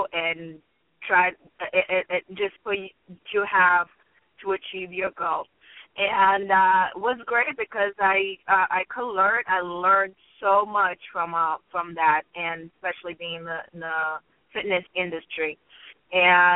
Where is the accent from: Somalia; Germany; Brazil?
Brazil; moved away as an adult; I am from Brazil